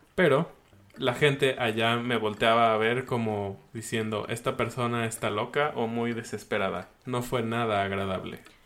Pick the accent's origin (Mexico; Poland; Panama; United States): Mexico